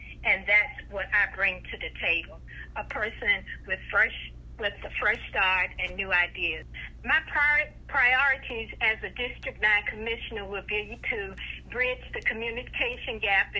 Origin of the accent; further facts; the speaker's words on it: Augusta, Georgia, United States; I was born and raised in Augusta, Georgia, and yes, I am a graduate of Lucis B. Laney High School.